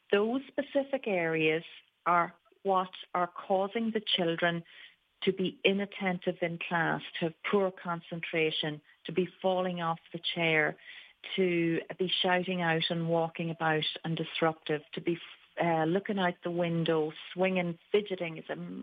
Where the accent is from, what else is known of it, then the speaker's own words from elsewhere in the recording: Ireland; moved away as an adult; also born or lived in New York; I moved back from New York. I was an adult therapist all through the years, and actually cancer care was my speciality. And I came back to Ireland